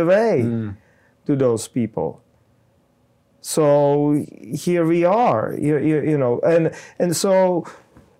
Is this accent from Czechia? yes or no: yes; Czechia; I'm from Czech Republic